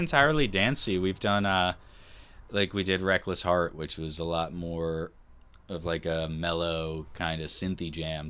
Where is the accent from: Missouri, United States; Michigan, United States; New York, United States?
New York, United States; we're from New York.